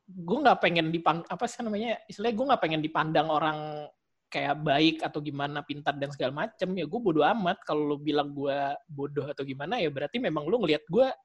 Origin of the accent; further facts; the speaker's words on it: Jakarta, Indonesia; Iya saya anak Jakarta nih.